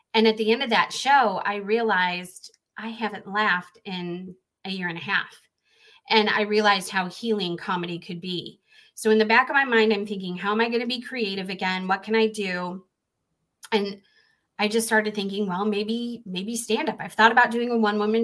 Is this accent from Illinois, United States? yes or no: yes; Chicago, Illinois, United States; moved away as an adult; I grew up in the Chicagoland area, and that's where I performed